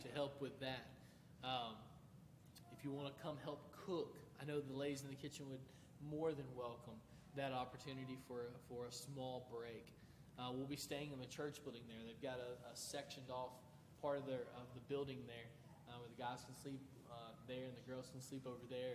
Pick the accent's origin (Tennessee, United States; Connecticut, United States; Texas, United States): Tennessee, United States; moved away; we'll be going to my hometown. They were hit by a massive flood about this time last year. Houses were knocked off their foundation. Obviously, it's in Tennessee.